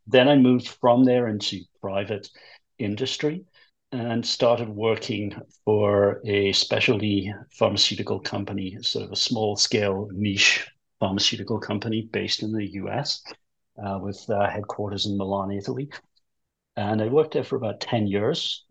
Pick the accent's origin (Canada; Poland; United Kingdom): United Kingdom; England; moved away as an adult; also born or lived in United States; I'm English originally